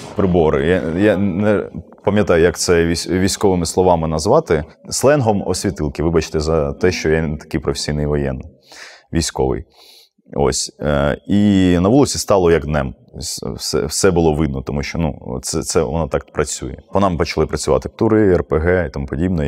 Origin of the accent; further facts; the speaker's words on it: Mariupol, Donetsk Oblast, Ukraine; моє рідне місто